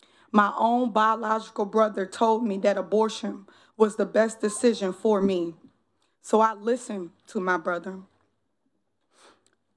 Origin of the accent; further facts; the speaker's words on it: New Orleans, Louisiana, United States; now in Columbia, United States; born and raised in New Orleans, 7th Ward